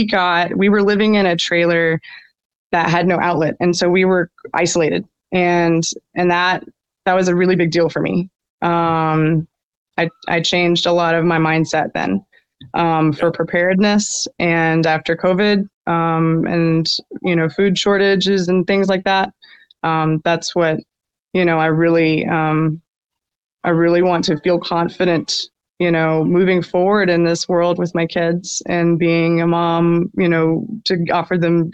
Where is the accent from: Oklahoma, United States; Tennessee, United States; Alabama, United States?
Alabama, United States; Birmingham; now in Moody, United States; I grew up in Birmingham, but it's right outside